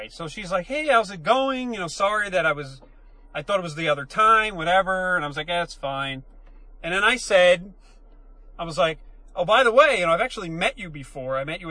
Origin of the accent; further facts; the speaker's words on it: New Jersey, United States; a lot of women talk that we grew up around in New Jersey.